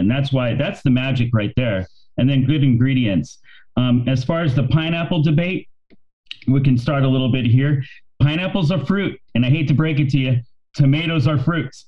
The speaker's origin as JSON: {"language": "English", "town": "Bakersfield", "region": "California", "country": "United States", "tie": "born or raised there", "said": "I grew up in Bakersfield"}